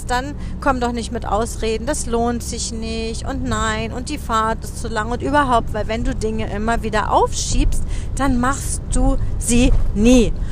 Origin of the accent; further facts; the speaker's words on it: Berlin, Germany; Ich bin ja auch im Westteil von Berlin aufgewachsen.